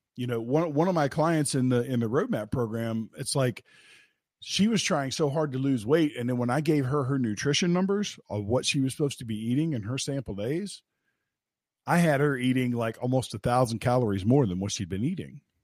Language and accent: English; West Virginia, United States; I'm from West Virginia